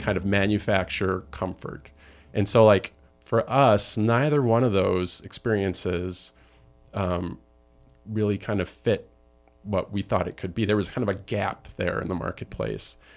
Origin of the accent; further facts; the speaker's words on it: Chicago, Illinois, United States; I'm from Chicago